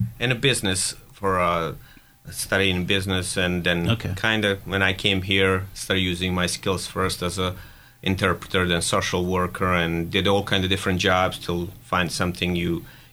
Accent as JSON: {"language": "English", "town": "Sarajevo", "region": "Federation of Bosnia and Herzegovina", "country": "Bosnia & Herzegovina", "moved": "as an adult", "lives_now": "Erie, United States", "said": "I'm from Sarajevo, which is capital of Bosnia and Herzegovina."}